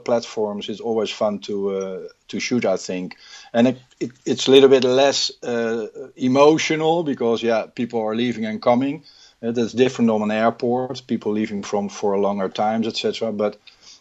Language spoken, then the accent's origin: English; Rotterdam, South Holland, Netherlands; I was born and raised in Rotterdam